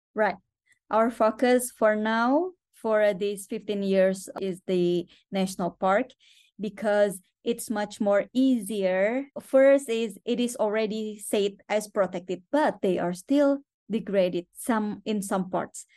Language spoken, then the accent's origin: English; Borneo, West Kalimantan, Indonesia; moved away; also born or lived in Jakarta; I'm from Borneo. I born in Borneo